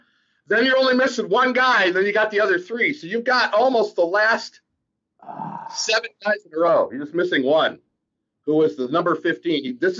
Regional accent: Michigan, United States; I'm from Michigan

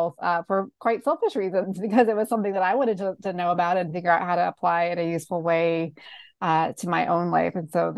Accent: North Carolina, United States; my home state of North Carolina, where I lived at the time

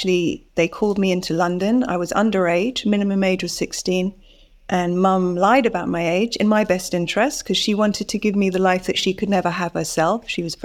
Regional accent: Bali, Indonesia; also born or lived in Singapore; I was born in Singapore. I grew up in Indonesia and Bali.

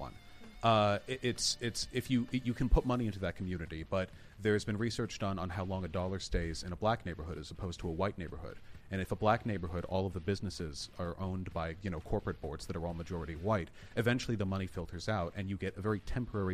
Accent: Beverly Hills, California, United States; I grew up in Beverly Hills

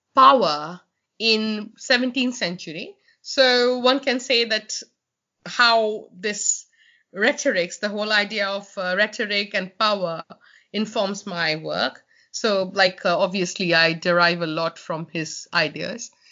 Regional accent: Kolkata, West Bengal, India; moved away as an adult; now in Sheffield, United Kingdom; I'm from Calcutta

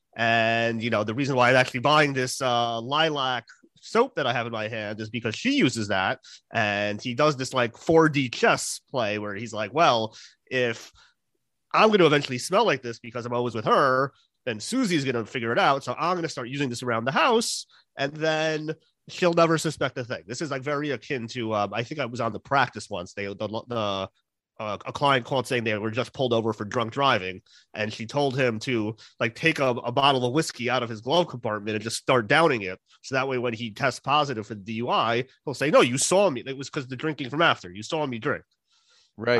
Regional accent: New Jersey, United States; I grew up in Jersey

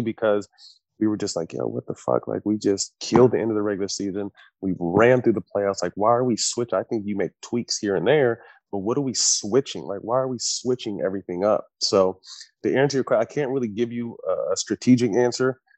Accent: California, United States; I grew up in California, Laker fan.

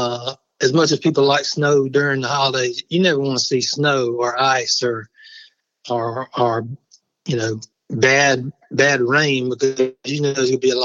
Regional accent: Barnwell, South Carolina, United States; I grew up in Barnwell, which is where I am now.

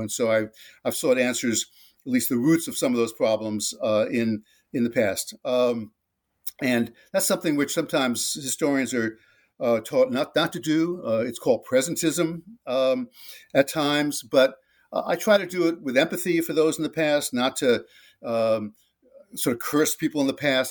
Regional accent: New Jersey suburb of New York City, United States; campaigned for John Kennedy on the streets of my hometown in a New Jersey suburb of New York City

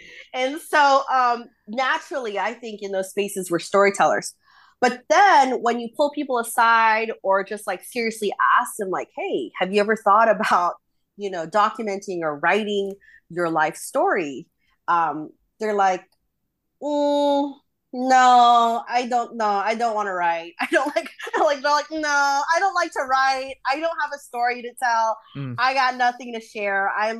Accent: Philippines; I think our community as a Filipino, Filipina, Filipinx community

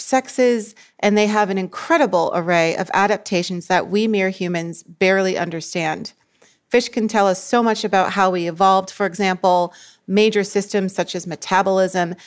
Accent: Boston, Massachusetts, United States; moved away as an adult; now in Bocas del Toro, Panama; I'm originally from Boston, Massachusetts, and I live and work abroad in Panama

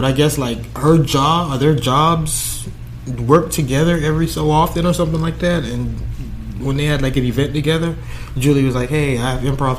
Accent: Miami, Florida, United States; now in Coral Springs, United States; born and raised in Miami. I live in Coral Springs.

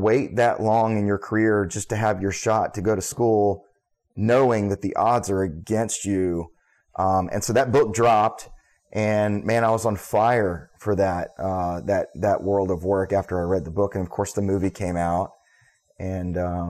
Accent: Charleston, South Carolina, United States; So I was raised here in Charleston. My father was an Air Force veteran, and so we did bounce around a little bit.

